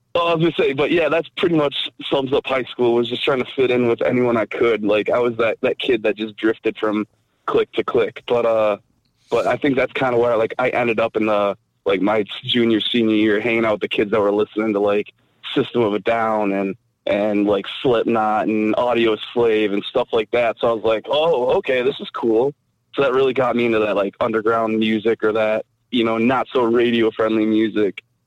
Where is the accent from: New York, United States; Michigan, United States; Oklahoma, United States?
Michigan, United States; Mount Clemens; I grew up in, in Mount Clemens area